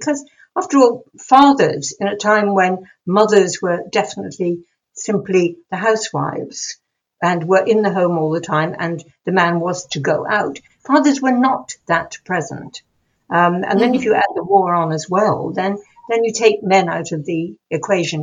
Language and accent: English; England, United Kingdom; being English